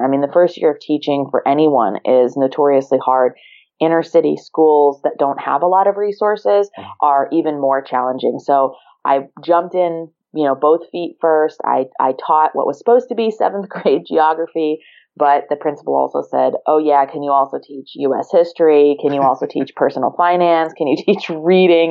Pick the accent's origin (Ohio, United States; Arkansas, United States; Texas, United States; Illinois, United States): Ohio, United States; moved away as an adult; also born or lived in Virginia / Maryland; I grew up in Ohio.